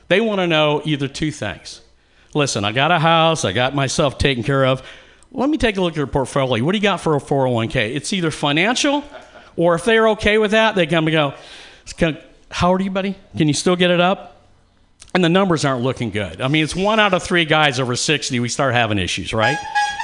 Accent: Atlanta, Georgia, United States; now in California, United States; I came from Atlanta, Georgia.

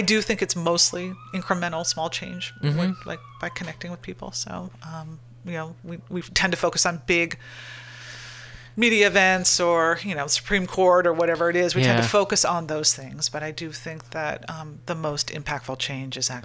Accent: United States; we are all American, you know, just thinking of the notion of like being born an American

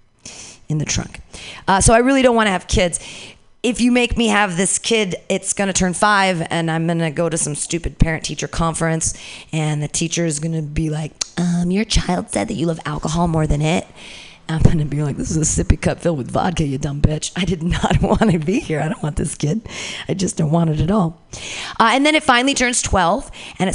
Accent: Danville, California, United States; I grew up in Danville, very close to here, Bay Area

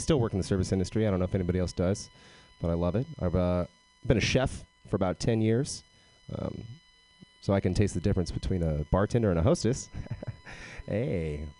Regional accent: Texas, United States; accent: Texas; Yeah, I am originally from Texas. I don't have a Texas accent, though, which kind of bums people out.

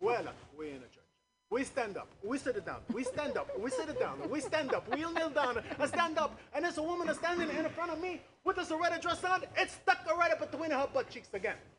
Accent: New York City, New York, United States; also born or lived in Brooklyn; I'm from New York City. I'm uh, born in Brooklyn, and, uh, raised in Queens

